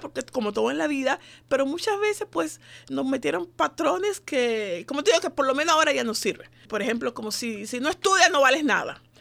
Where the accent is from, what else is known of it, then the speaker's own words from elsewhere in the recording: Dominican Republic; moved away as an adult; now in United States; yo soy de la República Dominicana, tengo nueve años de estar aquí viviendo en este país.